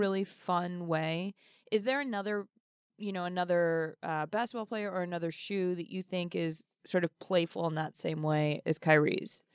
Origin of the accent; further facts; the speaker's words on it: Boston, Massachusetts, United States; I'm from Boston